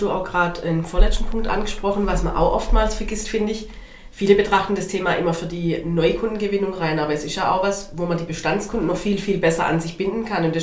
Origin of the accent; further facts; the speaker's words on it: Baden-Württemberg, Germany; Wobei ich äh, als Schwabe bin da immer ein bisschen verwirrt.